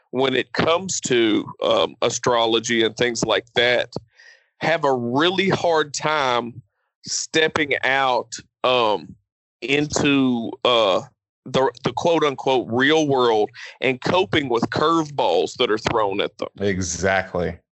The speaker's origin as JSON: {"language": "English", "country": "Nigeria", "said": "Being, being Nigerian, um, I mean there is there is some kind of solidarity and pride that you do see"}